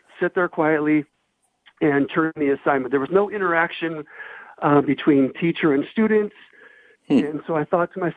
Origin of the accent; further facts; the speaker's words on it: South Gate, California, United States; I grew up in Southgate, which is kind of like a working class community in southeast Los Angeles